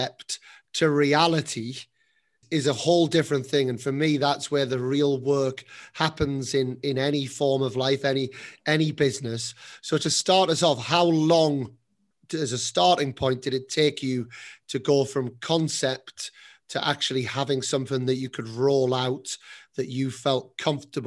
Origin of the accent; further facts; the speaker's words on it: England, United Kingdom; moved away as an adult; now in Spain; I'm now setting up a tennis academy in Spain as an English person